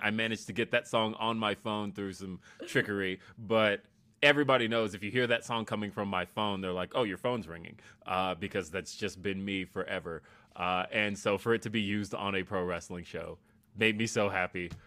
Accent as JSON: {"language": "English", "town": "Los Angeles", "region": "California", "country": "United States", "tie": "born or raised there", "moved": "yes", "lives_now": "Colorado, United States", "said": "somebody like me who came from California, right? I was born in Los Angeles. So, like, I moving here was weird because I had never seen snow before."}